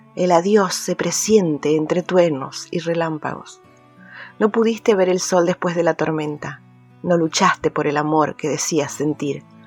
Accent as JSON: {"language": "Spanish", "town": "Marcos Juárez", "region": "Córdoba", "country": "Argentina", "said": "soy de Marcos Juárez, provincia de Córdoba"}